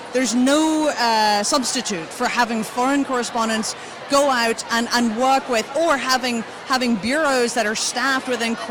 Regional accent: Northern Ireland, United Kingdom; moved away; I was growing up in rural Northern Ireland

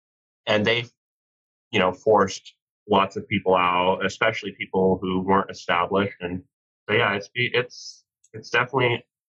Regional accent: Rocky Mountains, Canada; moved away as an adult; now in United States; background-wise, I was born in Canada. I spent most of my life growing up in Rocky Mountains on cattle ranches, and I got real tired of cold weather and isolated places, and so I moved out to the West Coast when I was 18

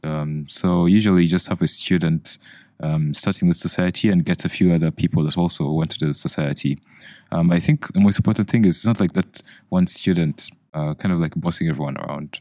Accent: Uganda; now in United Kingdom; I'm from Uganda

